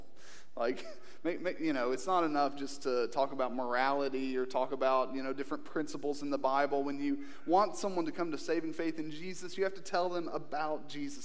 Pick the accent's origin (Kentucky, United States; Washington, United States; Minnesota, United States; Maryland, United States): Kentucky, United States; born or raised there; moved away